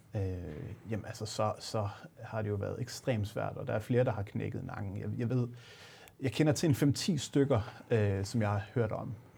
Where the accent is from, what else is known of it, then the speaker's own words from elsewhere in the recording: Aalborg, North Denmark Region, Denmark; jeg er fra Aalborg